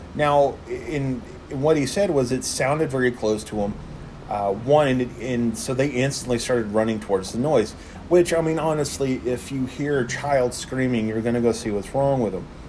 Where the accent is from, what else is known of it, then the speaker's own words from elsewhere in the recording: Texas, United States; moved away; my home state of Texas.